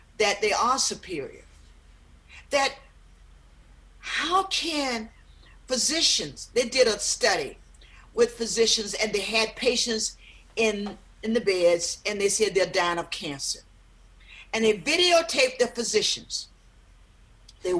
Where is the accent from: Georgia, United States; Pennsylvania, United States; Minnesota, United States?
Georgia, United States; South; where I grew up in South Georgia